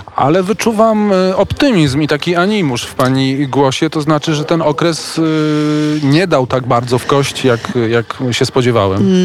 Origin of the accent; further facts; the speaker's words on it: Warsaw, Masovian Voivodeship, Poland; Ja jestem chłopak z Woli